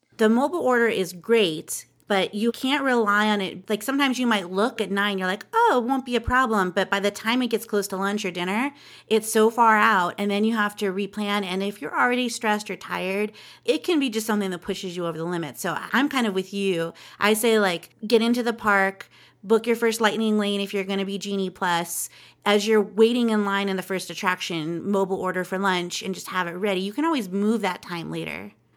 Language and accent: English; Southern California, United States; I'm a Southern California kid, too. I grew up in SoCal